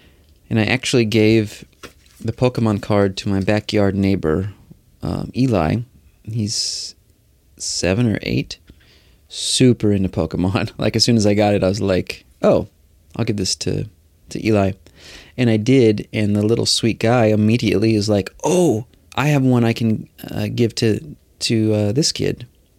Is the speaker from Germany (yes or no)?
yes; Magdeburg, Saxony-Anhalt, Germany; born there; English is a second language; I was born in August 1977 in Magdeburg, in the area of the former GDR.